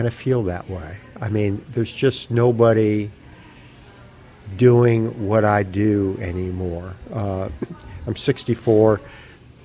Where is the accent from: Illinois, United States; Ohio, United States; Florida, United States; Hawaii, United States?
Florida, United States; Miami; I grew up in Miami